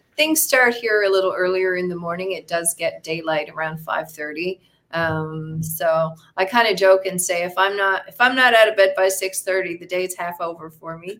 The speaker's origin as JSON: {"language": "English", "town": "Fortune", "region": "Newfoundland and Labrador", "country": "Canada", "also_born_or_lived": "St. John's, Newfoundland", "moved": "as an adult", "lives_now": "Costa Rica", "said": "I'm from a small town called Fortune, Newfoundland."}